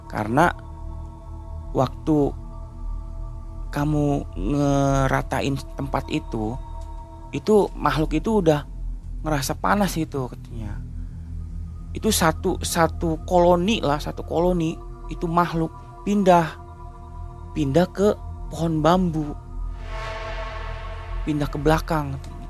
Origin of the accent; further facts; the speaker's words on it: Cirebon, West Java, Indonesia; saya bilang Aang ya karena saya orang Cirebon gitu kan saya bilang Ang